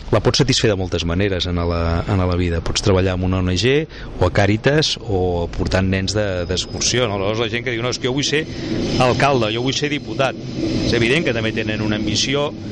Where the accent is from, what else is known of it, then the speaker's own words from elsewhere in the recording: Sant Cugat del Vallès, Catalonia, Spain; also born or lived in Madrid; jo hi era, era el meu poble